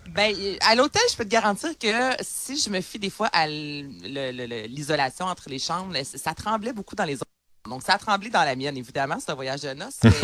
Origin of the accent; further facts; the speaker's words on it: Quebec, Canada; je suis québécoise